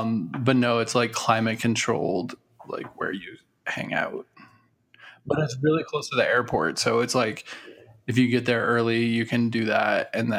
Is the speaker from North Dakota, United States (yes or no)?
no; Texas, United States; moved away; they won't even know I'm from Texas.